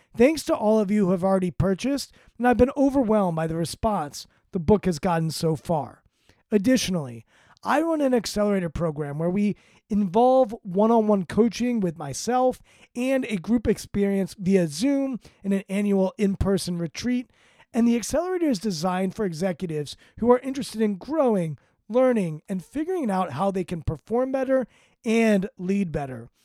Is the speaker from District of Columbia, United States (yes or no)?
yes; Washington, District of Columbia, United States; my hometown basketball team, the Washington Wizards